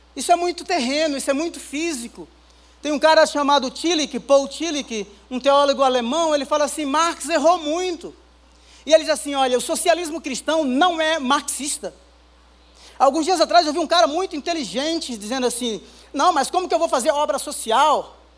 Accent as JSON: {"language": "Portuguese", "region": "Northeast Region", "country": "Brazil", "also_born_or_lived": "England", "moved": "yes", "lives_now": "São Paulo, Brazil", "said": "sou lá do Nordeste"}